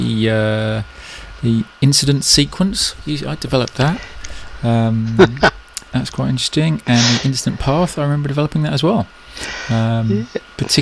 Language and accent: English; England, United Kingdom; now in New Zealand; I'm English